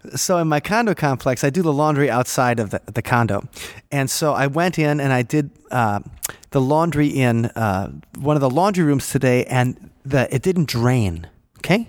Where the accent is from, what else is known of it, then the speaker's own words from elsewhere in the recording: Milwaukee, Wisconsin, United States; I grew up Catholic in Milwaukee